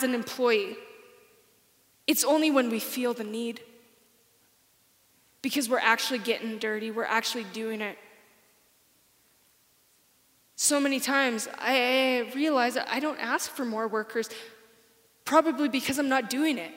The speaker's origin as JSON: {"language": "English", "region": "Saskatchewan", "country": "Canada", "moved": "yes", "lives_now": "Alberta, Canada", "said": "I'm from Saskatchewan. I don't really like Saskatchewan. I'm glad I'm in Alberta."}